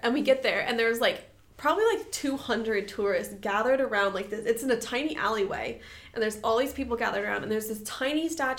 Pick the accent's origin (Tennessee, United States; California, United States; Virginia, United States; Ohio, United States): California, United States; San Diego; Like, I'm from San Diego. I get excited when there's grass.